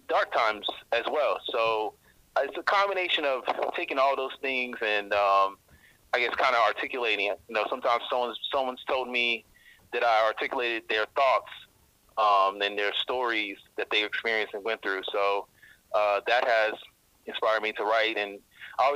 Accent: Georgia, United States; moved away as an adult; also born or lived in Indiana; now in Washington, D.C., United States; So I'm originally from Georgia. I was born in Indiana, actually raised in Georgia, a southern boy. Then moved to Washington, D.C. in 2007.

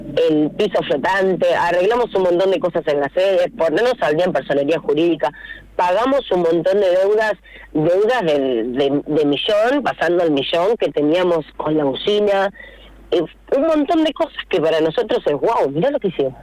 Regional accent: Rivadavia, Argentina; yo soy de Rivadavia de, siempre, de toda la vida, viví y vivo eh, a tres cuadras de la cancha.

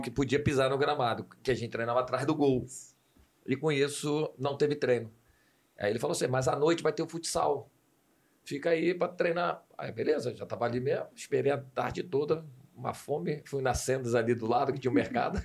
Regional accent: Rio de Janeiro, Brazil; moved away as an adult; also born or lived in Italy / Germany; nasci na Penha. Com dois anos de idade, meu pai, por ser militar, a gente tinha o direito de morar dentro do quartel

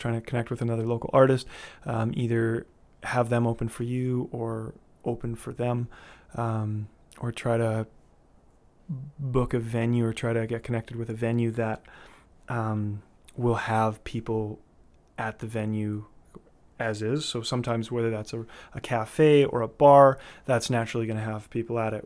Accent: Winnipeg, Manitoba, Canada; moved away as an adult; also born or lived in Vancouver; I grew up in Winnipeg, um, Manitoba, heart of the Canadian prairies

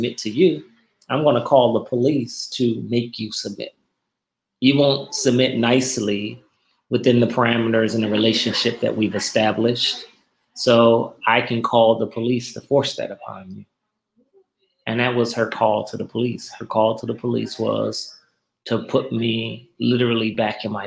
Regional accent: Normandy, Missouri, United States; I grew up on 106 in Normandy and went to Central Park High and Henry Clay Junior High School and Washington High School in my life

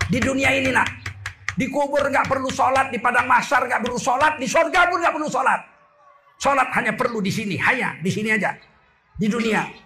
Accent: Java, Indonesia; Apa kata orang-orang Jawa di kampung saya?

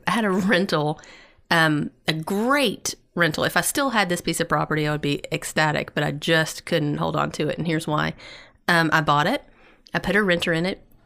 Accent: East Tennessee, United States; I'm from East Tennessee.

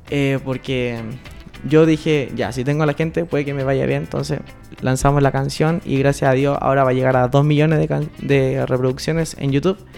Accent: Chile

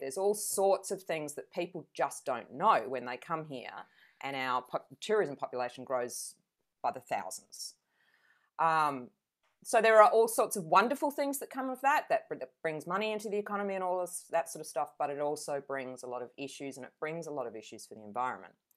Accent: Adelaide, South Australia, Australia; now in Venus Bay, Australia; I grew up in Adelaide

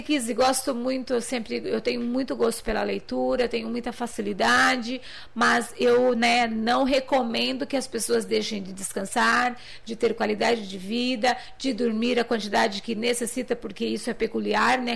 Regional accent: Limeira, São Paulo, Brazil; eu sou de Limeira

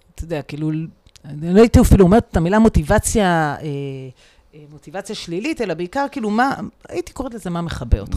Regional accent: Israel; אנחנו גדלנו כולנו בצבא, או מרביתנו

